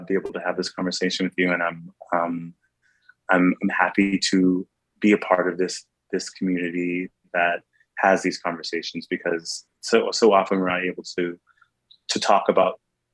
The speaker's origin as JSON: {"language": "English", "town": "New York City", "region": "New York", "country": "United States", "said": "being a New Yorker who works in Times Square"}